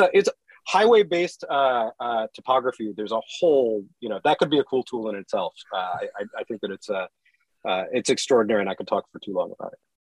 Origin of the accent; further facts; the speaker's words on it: San Francisco, California, United States; moved away; also born or lived in Tennessee / North Carolina; we're originally from San Francisco